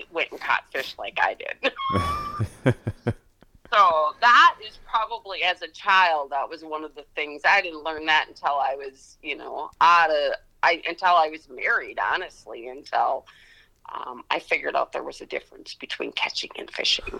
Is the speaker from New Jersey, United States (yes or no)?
no; Spring Lake Park, Minnesota, United States; moved away as an adult; now in St. Cloud, United States; I grew up in Spring Lake Park, so Blaine, Coon Rapids area. That's where I grew up